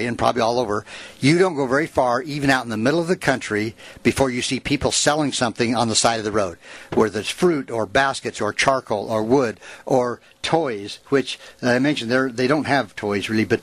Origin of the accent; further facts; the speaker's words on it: United States; us as these rich white people, these rich Americans